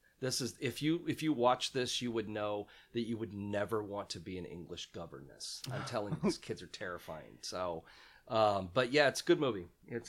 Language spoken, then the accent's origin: English; Central Illinois, United States; I grew up in Central Illinois